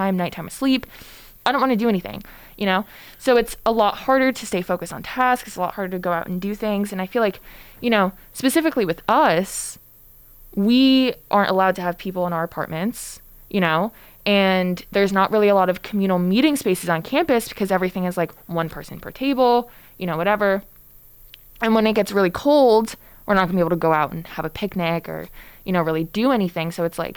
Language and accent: English; Connecticut, United States; now in Boston, United States; I'm also from Connecticut. So I've been experiencing these temperatures for my entire life